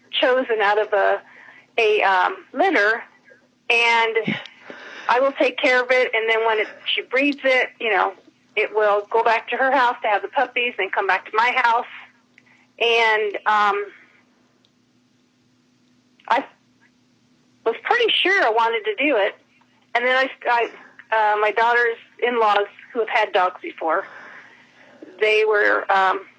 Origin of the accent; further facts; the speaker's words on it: Indiana, United States; now in Arizona, United States; I'm from Indiana.